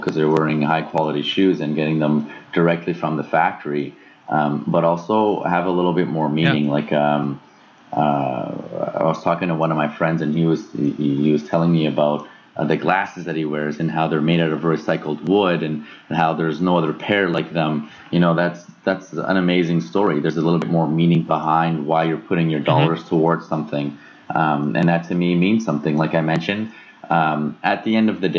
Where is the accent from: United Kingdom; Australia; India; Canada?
Canada; Toronto, Ontario; Born and raised in Toronto.